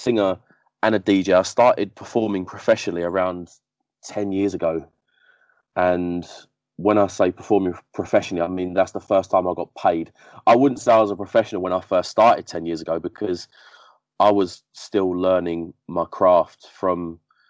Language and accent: English; Essex, East of England, United Kingdom; also born or lived in Barking, London; when I was about 5 years old, my mum moved out of the area to Essex, and we moved